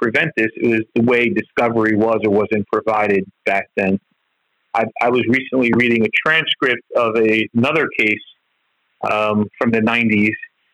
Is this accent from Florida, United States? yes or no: no; New York City, New York, United States; I grew up in East New York in Brooklyn